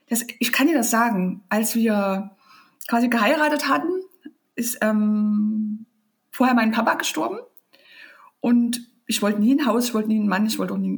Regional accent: Leipzig, Saxony, Germany; Ja, ich komme aus Leipzig. Ich bin ein richtiges DDR-Kind.

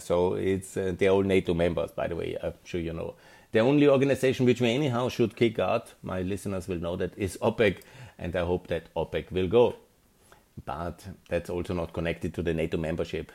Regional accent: Linz, Upper Austria, Austria; Austrian development consultant, um, management consultant, 54 from Linz

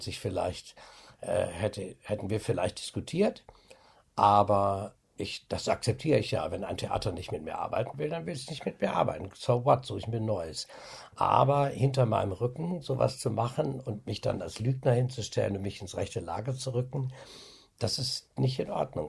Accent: Osnabrück, Lower Saxony, Germany; da ist mein Arsch noch in Osnabrück, da wissen Sie zumindest, wo ich herkomme

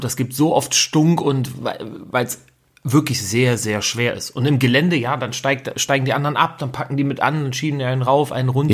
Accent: Rhineland, Germany; now in Bavaria, Germany; ich bin ja auch Rheinländer eigentlich in Bayern

